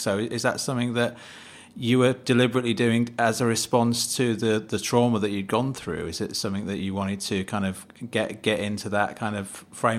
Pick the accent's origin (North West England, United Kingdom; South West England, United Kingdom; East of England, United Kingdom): North West England, United Kingdom; Manchester; I live for half of my life in the south of England, but I was brought up in Manchester and I'm back in Manchester again, so I've come full circle, and slowly getting the accent back.